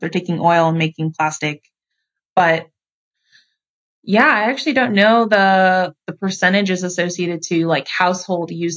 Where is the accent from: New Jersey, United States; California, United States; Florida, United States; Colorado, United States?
California, United States; moved away; also born or lived in Georgia; I'm from California, but I also lived in Georgia. I lived for high school